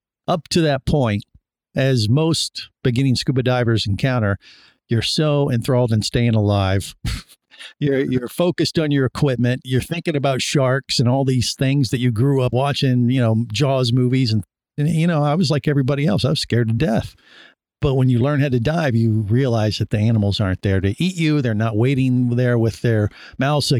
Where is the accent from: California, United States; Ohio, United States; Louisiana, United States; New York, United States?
Ohio, United States; Cincinnati; I grew up in Cincinnati, Ohio, not necessarily surrounded by the oceans